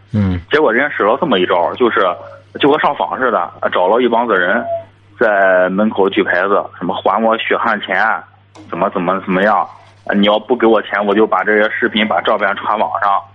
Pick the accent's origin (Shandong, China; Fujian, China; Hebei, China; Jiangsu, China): Shandong, China; Jinan; 我是济南的